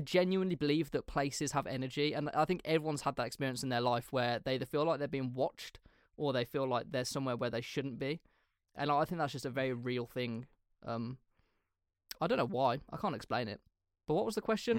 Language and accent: English; England, United Kingdom; we're English